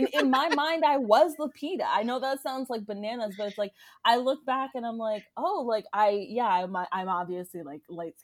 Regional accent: Florida, United States; I grew up in Florida

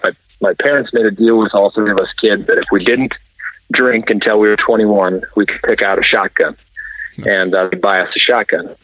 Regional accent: South Dakota, United States; moved away as an adult; also born or lived in Fargo, North Dakota; I grew up in South Dakota

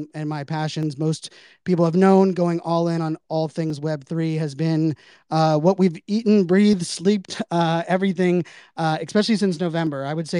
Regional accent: Pittsburgh, Pennsylvania, United States; being born and raised in Pittsburgh, Pennsylvania

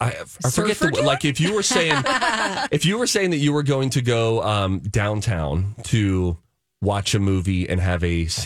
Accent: Pittsburgh, Pennsylvania, United States; accent: Pittsburgh; moved away; I'm from Pittsburgh, and my accent comes out more.

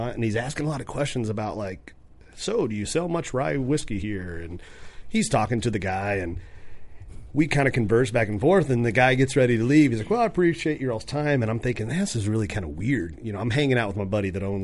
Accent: Kentucky, United States; I'm from Kentucky

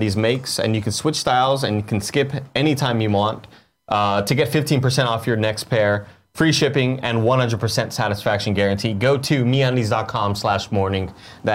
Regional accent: Texas, United States; I'm from Texas

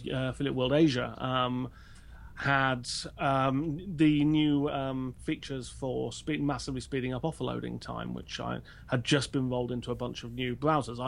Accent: United Kingdom; I'm British

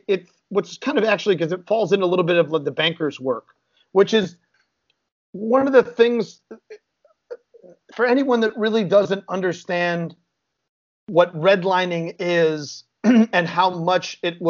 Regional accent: Chicago, Illinois, United States; I grew up in Chicago

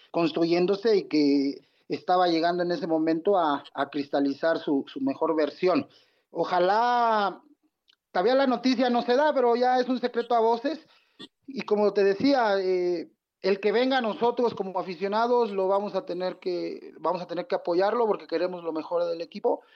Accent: Mexico; nosotros como mexicanos

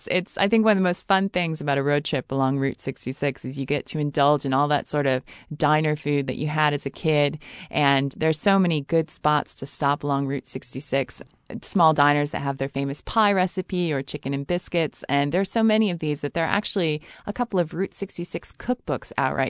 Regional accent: Chicago, Illinois, United States; also born or lived in Los Angeles; I was living in Los Angeles at the time, and I'm from Chicago.

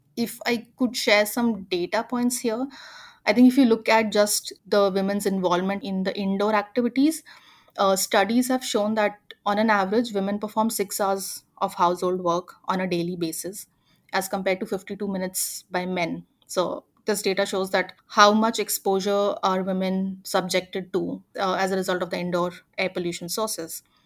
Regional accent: near Indore, Madhya Pradesh, India; a city called Indore, which is closer to my hometown

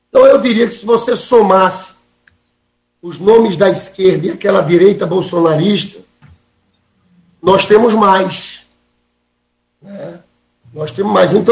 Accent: Northeast Region, Brazil; Eu sou nordestino também.

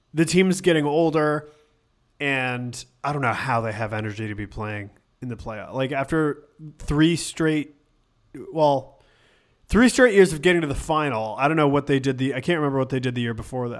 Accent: Syracuse, New York, United States; I'm from Syracuse, and my dad's, like, a Syracuse super fan

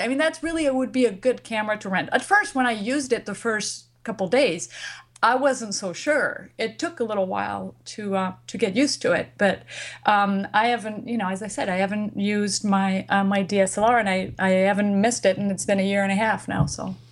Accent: France; moved away; I come from France

